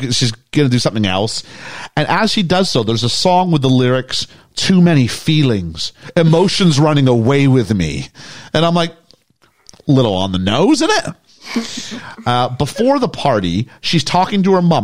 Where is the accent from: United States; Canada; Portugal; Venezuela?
Canada; I'm from Canada, where like it's snowy